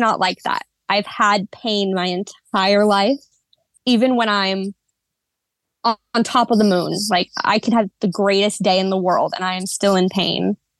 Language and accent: English; just south of Portland, Oregon, United States; I was born and raised here in the Pacific Northwest. specifically Oregon, just south of Portland.